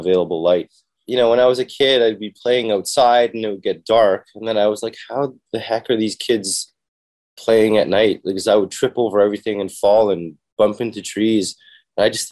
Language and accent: English; Toronto, Ontario, Canada; I was born and raised in Canada, Toronto.